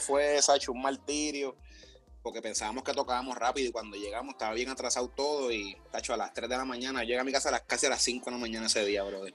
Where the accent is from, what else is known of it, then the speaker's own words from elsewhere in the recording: Puerto Rico; moved away as an adult; now in United States; yo vine de Puerto Rico